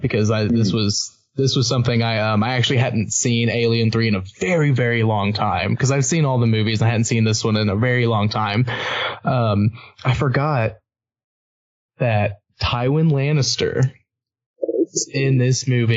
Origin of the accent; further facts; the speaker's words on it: United States; I'm just being an American